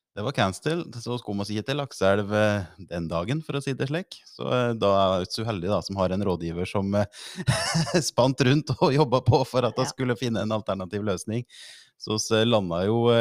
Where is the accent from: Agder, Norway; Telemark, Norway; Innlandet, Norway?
Innlandet, Norway; the Skjåk area; i oppvekståret en bodd i Skjåk. Så det er jo i strøket der jeg er